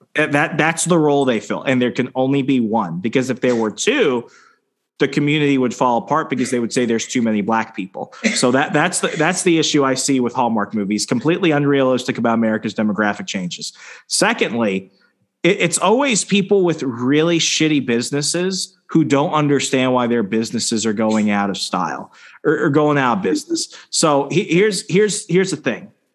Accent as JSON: {"language": "English", "region": "Arizona", "country": "United States", "also_born_or_lived": "Virginia", "moved": "yes", "lives_now": "Wisconsin, United States", "said": "I'm from Arizona"}